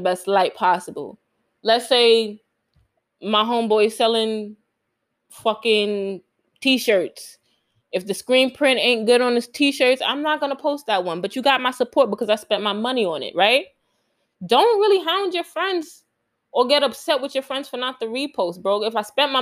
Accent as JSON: {"language": "English", "town": "New York City", "region": "New York", "country": "United States", "said": "I'm from Queens"}